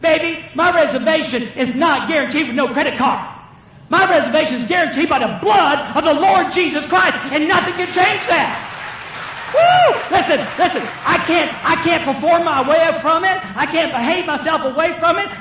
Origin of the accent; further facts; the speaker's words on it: the South, United States; I'm from the South